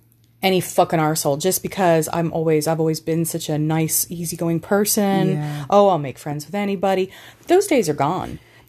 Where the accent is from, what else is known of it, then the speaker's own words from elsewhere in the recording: Texas, United States; now in Ireland; I'm not from here. I'm from Texas, but this has always been home.